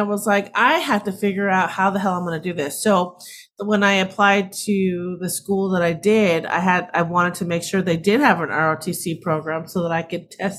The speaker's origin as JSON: {"language": "English", "town": "Simi Valley", "region": "California", "country": "United States", "tie": "born or raised there", "said": "I grew up in Simi Valley, California. Oh, that's in Southern California in Ventura County. And it was a small town back then."}